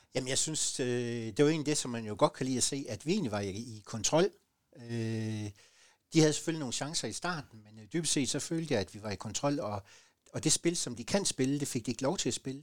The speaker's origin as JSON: {"language": "Danish", "area": "Southern Jutland", "region": "Southern Denmark", "country": "Denmark", "said": "som sønderjyder øh, og som sønderjyske identitet"}